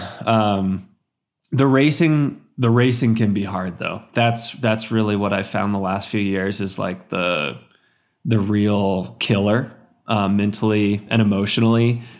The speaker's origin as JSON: {"language": "English", "region": "Central Texas", "country": "United States", "tie": "born or raised there", "moved": "yes", "said": "growing up in Central Texas"}